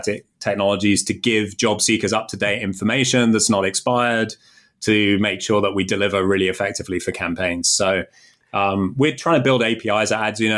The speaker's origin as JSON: {"language": "English", "country": "United Kingdom", "moved": "as an adult", "lives_now": "Chicago, United States"}